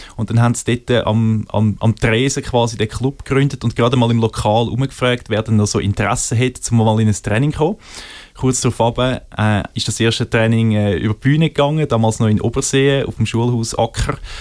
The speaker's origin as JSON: {"language": "German", "country": "Switzerland", "said": "als Schweizer"}